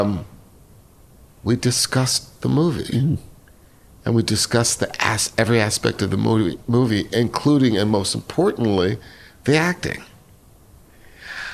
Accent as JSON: {"language": "English", "town": "New York City", "region": "New York", "country": "United States", "tie": "born or raised there", "moved": "yes", "said": "I was raised in New York City"}